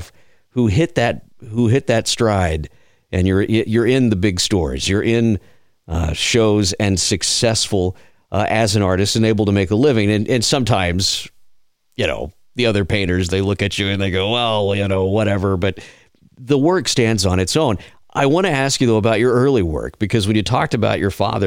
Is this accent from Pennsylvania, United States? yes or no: no; South Texas, United States; now in Georgia, United States; I grew up down in South Texas, live in Georgia now